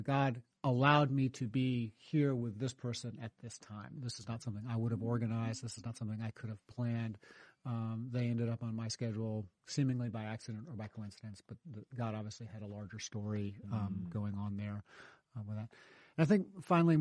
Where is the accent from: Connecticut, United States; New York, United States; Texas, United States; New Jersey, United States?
New York, United States; moved away as an adult; now in North Carolina, United States; I grew up in New York.